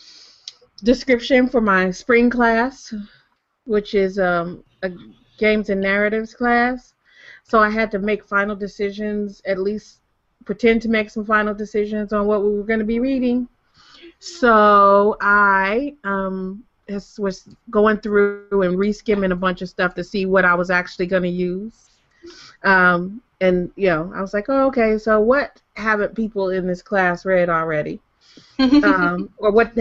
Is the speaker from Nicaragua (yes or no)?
no; Michigan, United States; I grew up in Michigan in the 80s